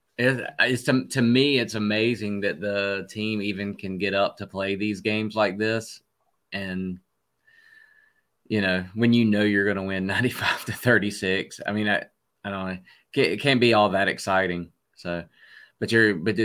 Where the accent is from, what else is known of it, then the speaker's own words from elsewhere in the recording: Greenville, North Carolina, United States; I was born in Greenville, where East Carolina is